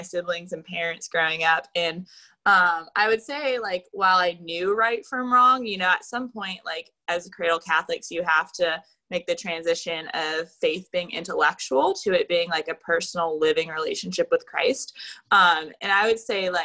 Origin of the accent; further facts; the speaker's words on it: Jacksonville, Florida, United States; I was born and raised in Jacksonville, Florida